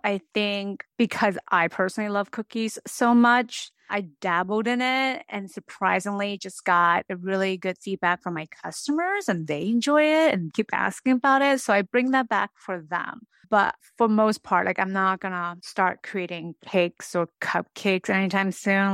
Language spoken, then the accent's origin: English; United States; also born or lived in San Francisco Bay Area / Japan; now in Needham, United States; I was born and raised in America